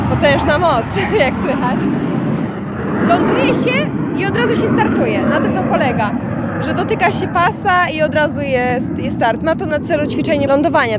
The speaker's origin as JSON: {"language": "Polish", "town": "Dęblin", "region": "Lublin Voivodeship", "country": "Poland", "tie": "born or raised there", "said": "sama jestem z Dęblina. Od początku te samoloty latały mi nad głową"}